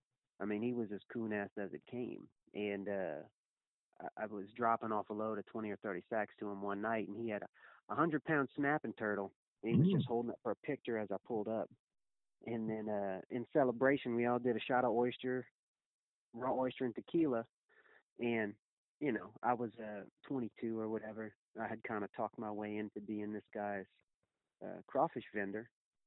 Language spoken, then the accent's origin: English; Crowley, Louisiana, United States; it's really Crowley, and it's not even Crowley. It's south of Crowley, in between all the crawfish ponds and rice fields. But when you're trying to tell people so that they'll understand it, I just say Lafayette.